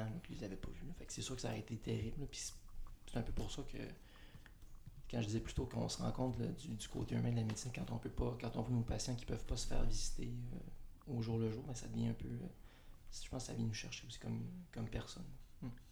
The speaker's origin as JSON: {"language": "French", "area": "Montreal region", "region": "Quebec", "country": "Canada", "moved": "yes", "said": "moi, je viens de, la région de Montréal."}